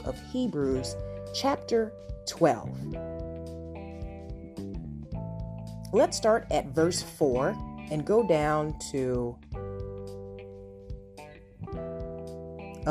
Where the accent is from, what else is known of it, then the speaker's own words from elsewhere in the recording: Ohio, United States; moved away as an adult; also born or lived in Chicago, Illinois / Los Angeles, California; now in California, United States; I am from the Midwest, from Ohio.